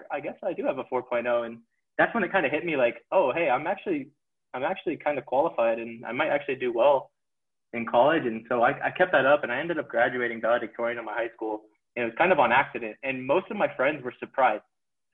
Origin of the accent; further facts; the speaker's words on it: Las Vegas, Nevada, United States; moved away as an adult; now in Utah, United States; So I grew up in Las Vegas, Nevada, sunny Las Vegas.